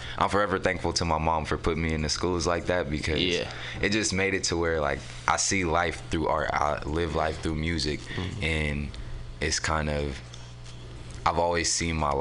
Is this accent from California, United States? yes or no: yes; San Francisco, California, United States; also born or lived in Oakland; I was raised out here in San Francisco